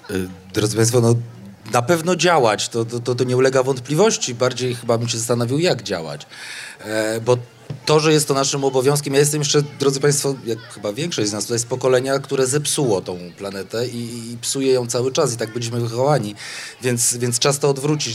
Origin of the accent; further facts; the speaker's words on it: Kraków, Lesser Poland, Poland; Jestem stąd, żyję tu 40 lat